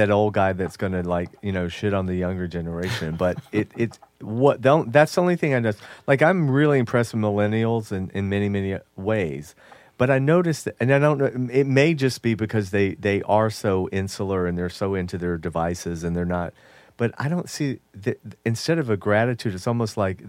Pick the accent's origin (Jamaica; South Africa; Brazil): Jamaica; Yes, I'm Jamaican.